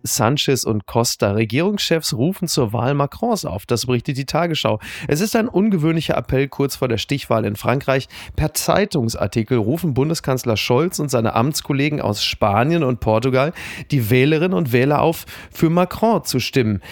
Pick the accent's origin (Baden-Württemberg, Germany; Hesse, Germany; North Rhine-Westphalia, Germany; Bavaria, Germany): North Rhine-Westphalia, Germany; Castrop-Rauxel; In kastrop Brauxel, wo ich herkomme